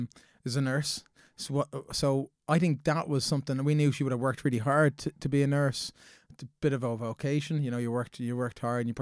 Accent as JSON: {"language": "English", "town": "Dundrum", "region": "Leinster", "country": "Ireland", "tie": "born or raised there", "said": "Yeah, so I came from a really loving household. We grew up in Dundrum there."}